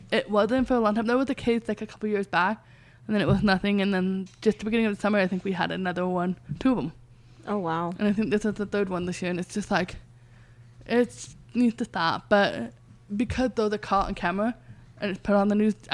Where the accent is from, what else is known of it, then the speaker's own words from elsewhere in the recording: England, United Kingdom; I was telling them I'm from England.